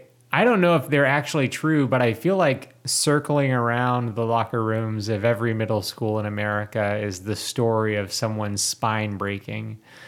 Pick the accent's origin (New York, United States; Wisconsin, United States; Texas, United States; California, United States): Texas, United States; Houston; I grew up in Houston, which is like easily more than 6 million people.